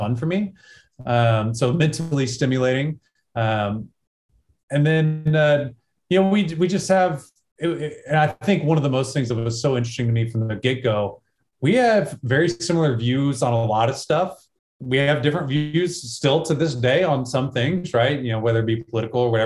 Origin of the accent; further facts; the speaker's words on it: small town Texas, United States; this is how I was raised, small town Texas, USA